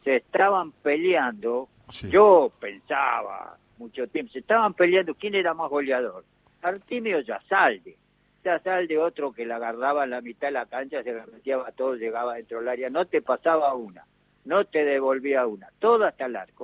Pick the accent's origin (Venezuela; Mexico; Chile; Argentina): Argentina; somos los argentinos